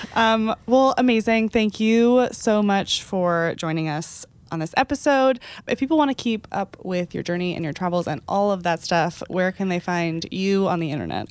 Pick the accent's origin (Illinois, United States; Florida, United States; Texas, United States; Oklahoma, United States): Texas, United States; I feel like I'm from Texas